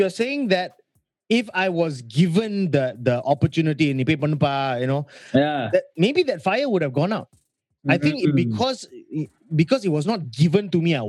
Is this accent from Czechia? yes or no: no; India; The only reason why I'm special is because I'm Indian.